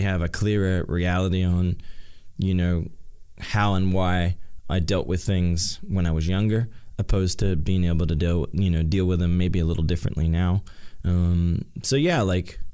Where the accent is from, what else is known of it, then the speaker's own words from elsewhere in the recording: Australia; now in United States; I'm in my hometown. Probably my first time back to my hometown since 2016 with my family